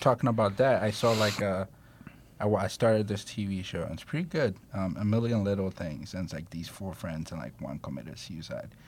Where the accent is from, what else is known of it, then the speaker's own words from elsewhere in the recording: Ghana; I'm Ghanaian